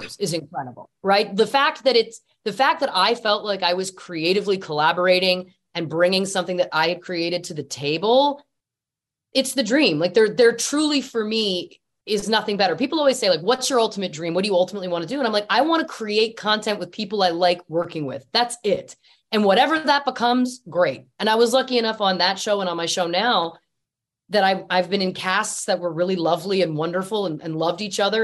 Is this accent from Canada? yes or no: yes; Canada; I'm Canadian. Typically, we're humble people